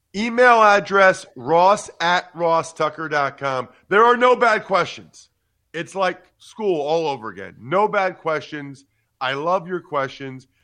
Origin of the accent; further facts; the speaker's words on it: Reading, Pennsylvania, United States; moved away; my hometown of, uh, Reading, Pennsylvania